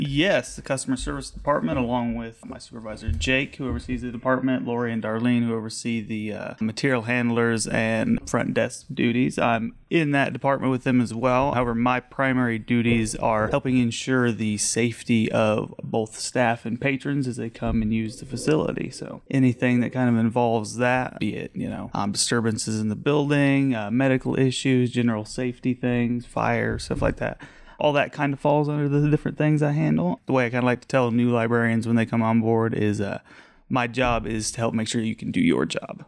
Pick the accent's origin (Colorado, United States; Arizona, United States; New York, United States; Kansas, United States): Colorado, United States; Haxtun; born and raised, um, out on the eastern plains by Nebraska, a little town called Haxton, middle of nowhere.